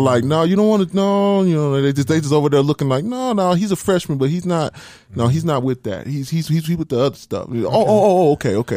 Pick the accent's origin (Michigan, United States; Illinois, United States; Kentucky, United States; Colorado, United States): Colorado, United States; Denver; born or raised there; also born or lived in Tyler, Texas / Huntsville, Texas